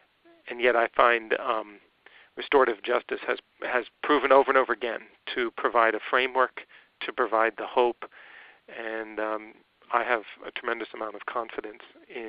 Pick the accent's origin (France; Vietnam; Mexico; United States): Vietnam; And I was born and raised in Vietnam, 1964, in the middle of the war.